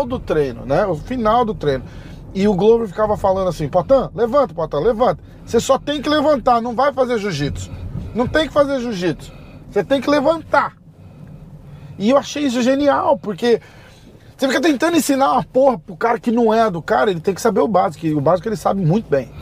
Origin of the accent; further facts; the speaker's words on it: Brazil; eu sou do Brasil